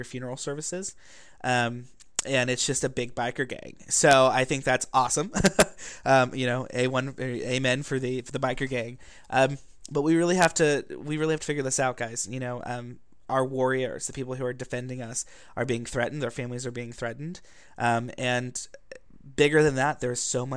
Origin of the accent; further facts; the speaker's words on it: Ohio, United States; now in Walnut Creek, United States; I grew up in Ohio, in the Bible Belt